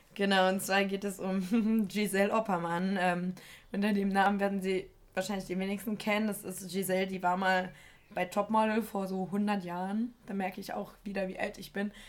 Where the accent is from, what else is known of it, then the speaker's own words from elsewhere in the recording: Germany; ich komme aus Deutschland